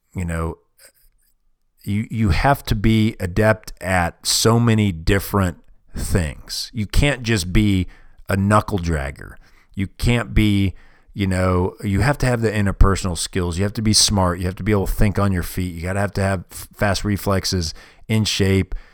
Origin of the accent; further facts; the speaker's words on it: United States; I'm from America